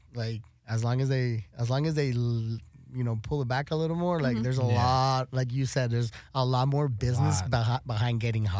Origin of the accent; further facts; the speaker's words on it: El Paso, Texas, United States; also born or lived in Florida, United States / Juárez, Mexico; So I'm a border kid from mm-hmm. El Paso, mm-hmm. Texas, and Juarez, Chihuahua.